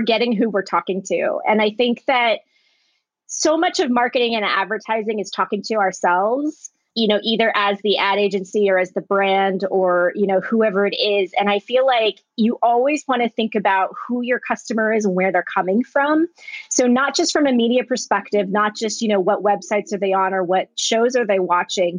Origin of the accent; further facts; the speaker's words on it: Springfield, Virginia, United States; moved away as an adult; also born or lived in Orange County, California / Culver City, California; now in Los Angeles, United States; my town, Springfield, Virginia